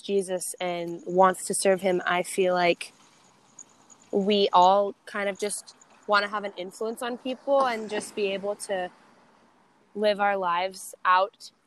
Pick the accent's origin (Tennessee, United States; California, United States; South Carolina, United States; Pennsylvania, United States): California, United States; Bay Area, Northern; I am from the Bay Area, Northern California. So I went home to be with my mom